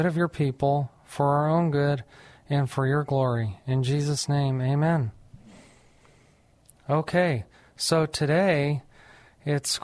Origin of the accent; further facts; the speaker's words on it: New Mexico, United States; moved away as an adult; now in San Antonio, United States; I'm actually from New Mexico, but I came to San Antonio, Texas to go to St. Mary's Law School